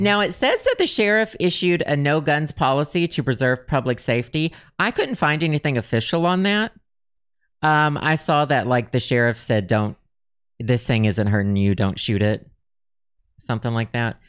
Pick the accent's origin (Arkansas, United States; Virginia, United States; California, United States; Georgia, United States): Arkansas, United States; I grew up in Arkansas.